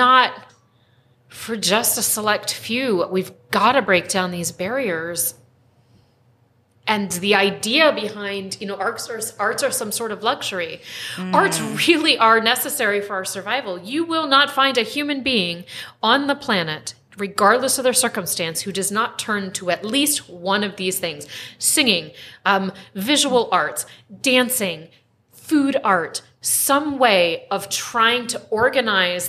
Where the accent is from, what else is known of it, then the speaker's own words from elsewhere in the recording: East Coast, United States; moved away as an adult; now in Spokane, United States; I'm actually from the East Coast. And I forget, and we have been here for 14 years, and it's home.